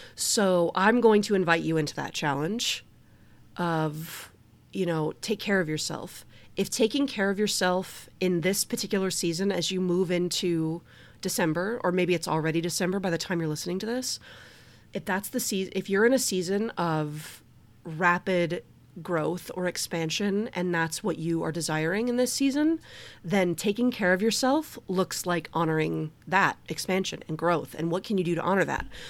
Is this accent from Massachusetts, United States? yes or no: no; Detroit, Michigan, United States; I'm from Detroit